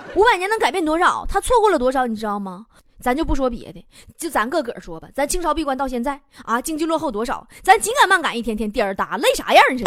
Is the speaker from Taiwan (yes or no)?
no; Northeast China, China; 我们东北人是有文化的